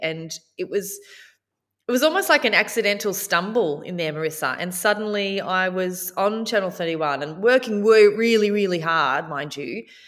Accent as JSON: {"language": "English", "town": "Warrnambool", "region": "Victoria", "country": "Australia", "tie": "born or raised there", "said": "growing up in Warner Ball and watching Tracy Grimshaw"}